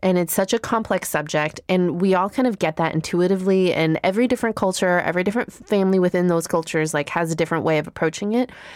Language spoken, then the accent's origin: English; Chicago, Illinois, United States; growing up in Chicago